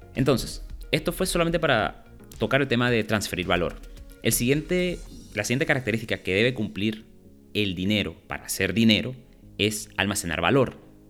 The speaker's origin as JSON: {"language": "Spanish", "country": "Venezuela", "said": "somos venezolanos"}